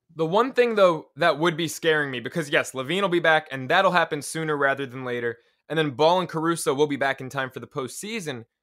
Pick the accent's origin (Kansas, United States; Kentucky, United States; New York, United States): New York, United States; New York City; I'm a New Yorker